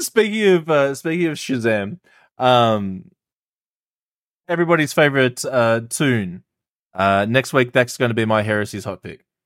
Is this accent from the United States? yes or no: no; Australia; I'm Australian